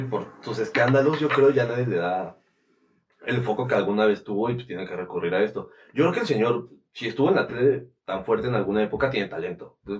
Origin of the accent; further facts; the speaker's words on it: Toluca, State of Mexico, Mexico; aquí en Toluca, sí somos de Toluca